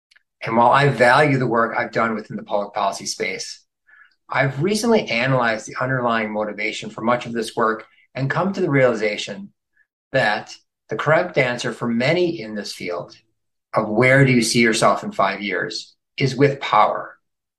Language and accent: English; outside of Chicago, Illinois, United States; moved away as an adult; also born or lived in Boston / South Florida; now in Chapel Hill, United States; I grew up outside of Chicago